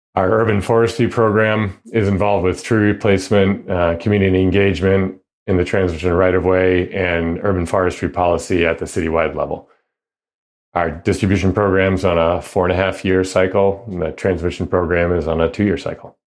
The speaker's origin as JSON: {"language": "English", "area": "outside of the Boston area", "region": "Massachusetts", "country": "United States", "tie": "born or raised there", "moved": "yes", "lives_now": "Seattle, United States", "said": "I grew up outside of the Boston area"}